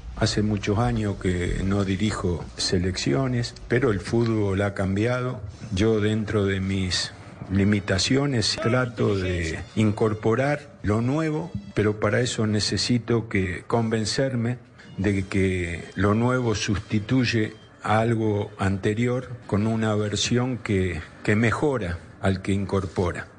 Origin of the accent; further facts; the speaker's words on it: Argentina; Estoy orgulloso de ser argentino. Me gusta ser argentino y amo al fútbol de mi país